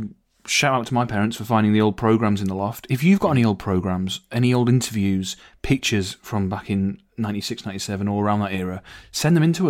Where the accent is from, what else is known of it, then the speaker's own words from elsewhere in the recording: Middlesbrough, North East England, United Kingdom; Pallister, he's from my hometown.